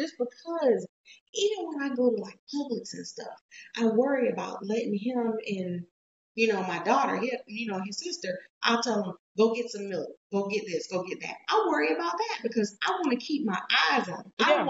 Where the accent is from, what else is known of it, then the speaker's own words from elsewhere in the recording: United States; I'm American.